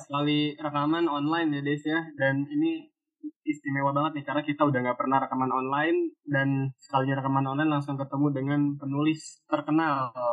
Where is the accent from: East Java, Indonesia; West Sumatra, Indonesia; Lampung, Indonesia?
East Java, Indonesia; Madura; gue orang Madura